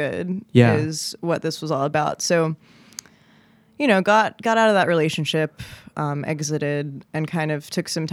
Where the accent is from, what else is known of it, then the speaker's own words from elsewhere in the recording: New Jersey, United States; also born or lived in West Philadelphia; now in Philadelphia, United States; I'm from New Jersey